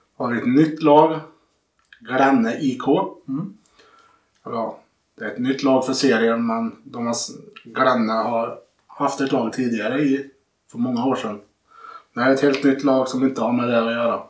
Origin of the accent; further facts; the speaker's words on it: Sunne, Värmland, Sweden; Jag är från Sunne